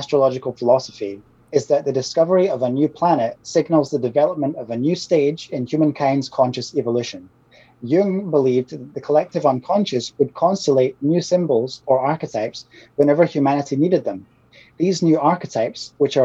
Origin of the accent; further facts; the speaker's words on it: Scotland, United Kingdom; it's where I'm from. I'm Scottish.